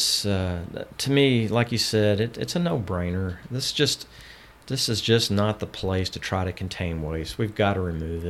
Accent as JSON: {"language": "English", "town": "Houston", "region": "Texas", "country": "United States", "tie": "born or raised there", "said": "I grew up in Southwest Houston"}